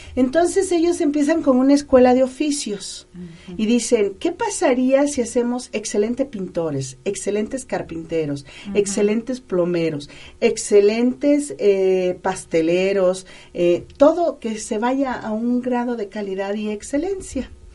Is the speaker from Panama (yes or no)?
no; Mexico; nosotros como mexicanos